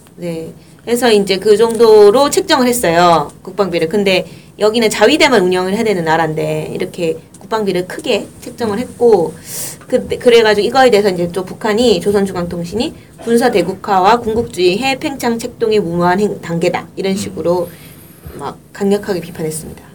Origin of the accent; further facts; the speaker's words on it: Busan, South Korea; 부산 출신으로서 화가 납니다